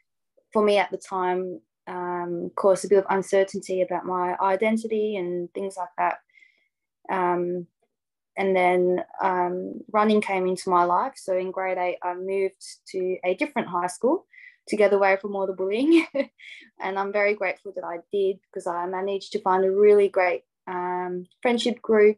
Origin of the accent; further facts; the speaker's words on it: Hobart, Tasmania, Australia; also born or lived in Casablanca, Morocco / Sydney, Australia; And I moved to Australia when I was 4, so quite young. Me and my family lived in Sydney for a few years. And then my dad bought some land in Hobart, so Hobart, Tasmania, and built our house.